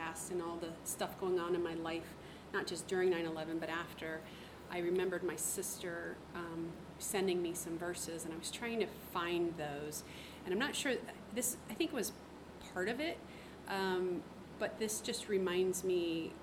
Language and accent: English; Ohio, United States; moved away as an adult; also born or lived in Korea; I was raised in Ohio